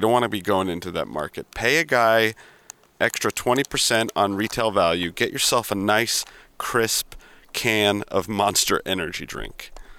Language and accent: English; United States; I'm an American